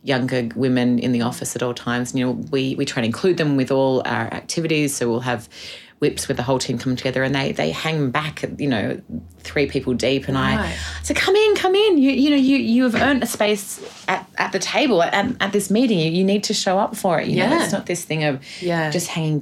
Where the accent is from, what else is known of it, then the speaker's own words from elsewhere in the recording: Australia; as Australian women